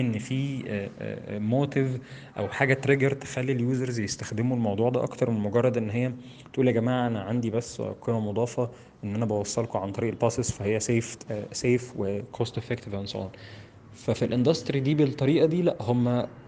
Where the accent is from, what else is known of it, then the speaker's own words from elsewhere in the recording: Egypt; عندنا في مصر